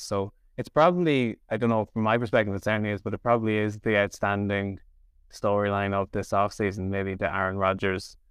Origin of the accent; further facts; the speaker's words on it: Dundalk, Leinster, Ireland; I'm from Dundalk